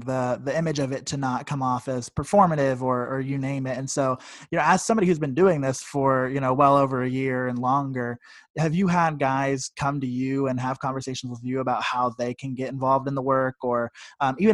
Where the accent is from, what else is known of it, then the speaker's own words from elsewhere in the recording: Columbus, Ohio, United States; I'm from Columbus, Ohio.